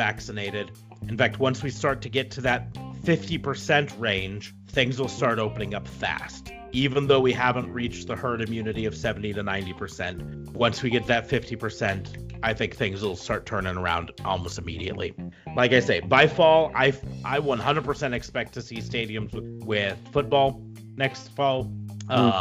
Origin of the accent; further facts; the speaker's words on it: United States; I love being an American